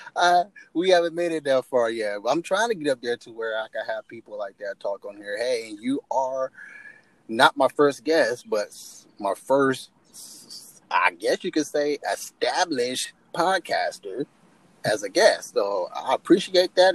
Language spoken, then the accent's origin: English; United States; I grew up in America